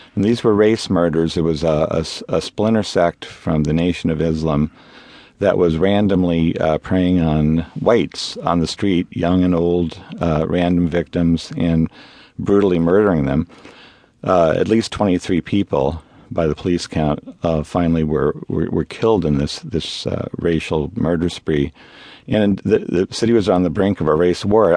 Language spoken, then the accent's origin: English; Los Angeles, California, United States; moved away as an adult; now in San Francisco, United States; I grew up in Los Angeles